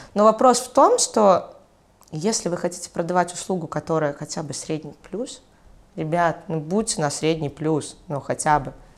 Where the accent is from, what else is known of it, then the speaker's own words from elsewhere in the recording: Mogilev, Mogilev Region, Belarus; also born or lived in Brest Region; Я родилась в Могилеве